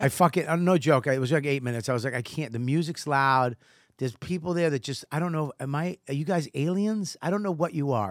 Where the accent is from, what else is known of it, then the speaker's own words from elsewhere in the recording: Boston, Massachusetts, United States; it's just in me from childhood and growing up in Boston